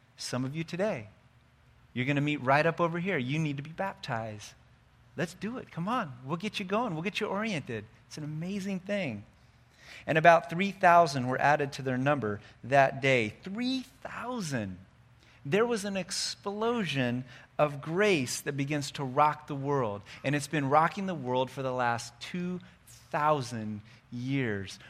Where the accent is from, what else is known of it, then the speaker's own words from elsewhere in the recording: United States; We're good American Christians